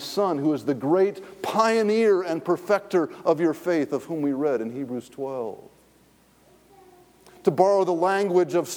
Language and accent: English; Raleigh, North Carolina, United States; I grew up in Raleigh, North Carolina.